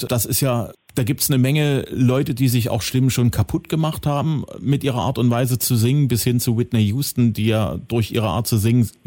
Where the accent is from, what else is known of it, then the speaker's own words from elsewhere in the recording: Zwickau, Saxony, Germany; Du bist im Juli in meiner Heimatstadt, Zwickau.